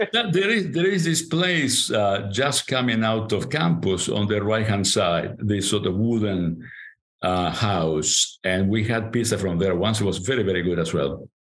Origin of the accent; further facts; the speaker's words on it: Montevideo, Uruguay; first language Spanish; English is a second language; moved away; I was born in Montevideo, Uruguay. I grew up in Montevideo, Uruguay